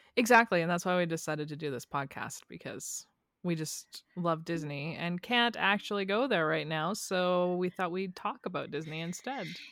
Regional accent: Canada; two Canadian girls

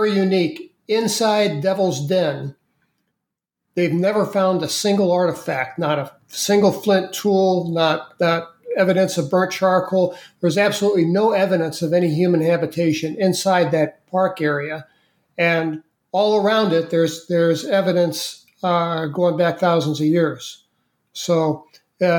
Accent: St. Louis, Missouri, United States; moved away; I grew up in St. Louis, Missouri.

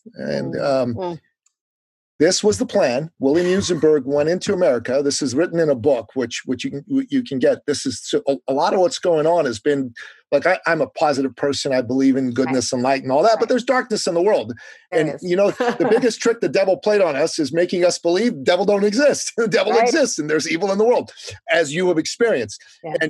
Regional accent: Iran; now in United States; I'm an immigrant from the Middle East, from Iran

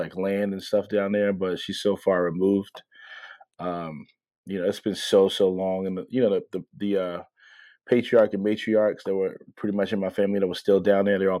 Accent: Baltimore, Maryland, United States; So I was born in West Baltimore. Growing up, I pretty much lived every corner of Baltimore City. I call myself like an inner city, not a army brat, but a Baltimore City brat. So I grew up in West Baltimore

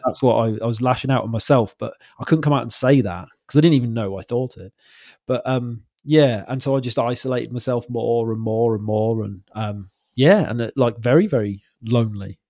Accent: Wales, United Kingdom; moved away as an adult; now in Wirral, United Kingdom; I'm from Wales originally

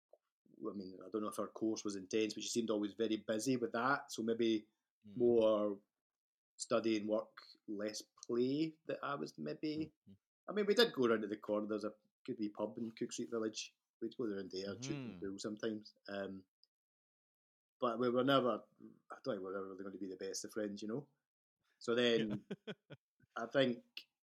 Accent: Scotland, United Kingdom; moved away as an adult; also born or lived in Victoria, Canada; I'm Scottish.

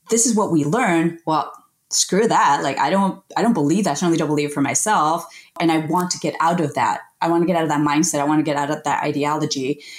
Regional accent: United States; born there; I am the first person in my family to be born in the United States. So I'm like the first generation American. My family is originally from Colombia

